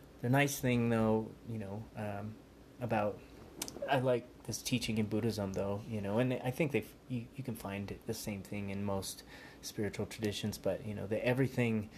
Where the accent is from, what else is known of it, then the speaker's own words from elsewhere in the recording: United States; I was born here in America